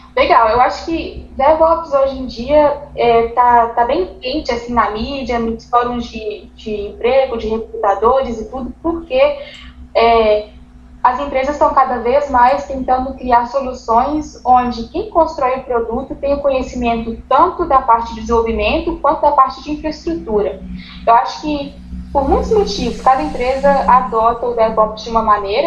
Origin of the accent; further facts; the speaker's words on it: Contagem, Minas Gerais, Brazil; moved away as an adult; now in United States; eu sou brasileira de Minas, sou de Contagem, e eu moro nos Estados Unidos já tem 10 anos